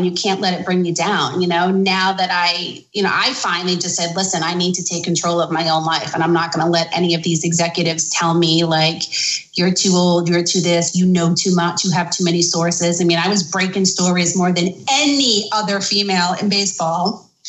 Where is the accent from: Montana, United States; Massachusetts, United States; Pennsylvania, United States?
Massachusetts, United States; Boston; moved away as an adult; also born or lived in New York; I'm from New England. I'm from Boston